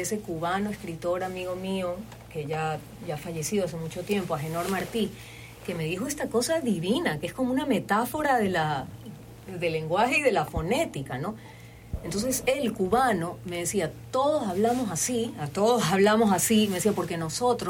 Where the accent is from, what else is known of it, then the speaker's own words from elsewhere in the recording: Guayaquil, Guayas, Ecuador; accent: Guayaquileño; te estoy hablando con mi acento guayaquileño